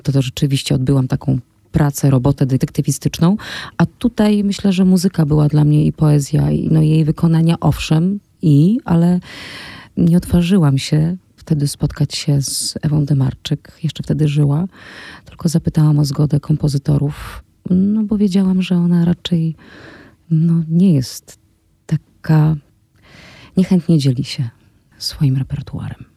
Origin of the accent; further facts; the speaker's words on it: near Rzeszów, Podkarpacie, Subcarpathian Voivodeship, Poland; moved away; jestem z Podkarpacia, jestem z Podrzeszowa i wychowałam się na polach